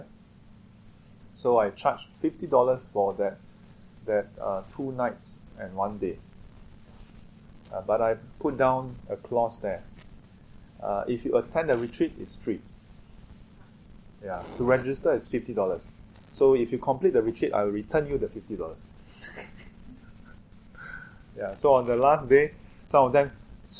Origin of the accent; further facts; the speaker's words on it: Singapore; I'm a Singaporean